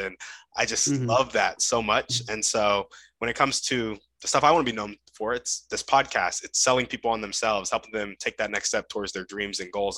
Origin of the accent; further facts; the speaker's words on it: United States; growing up in America, you only really learn English